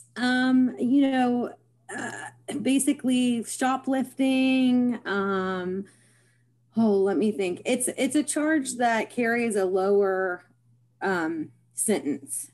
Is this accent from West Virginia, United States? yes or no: yes; Parkersburg, West Virginia, United States; I was born in Parkersburg, West Virginia, and I have resided here my life, my whole life